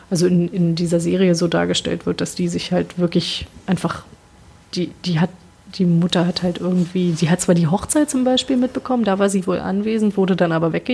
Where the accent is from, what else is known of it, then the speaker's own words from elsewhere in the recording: New York, United States; born there; Ich bin in New York geboren, ich bin US-Amerikaner, aber ich, ich, kann kein Englisch, irgendwie musste das erstmal lernen.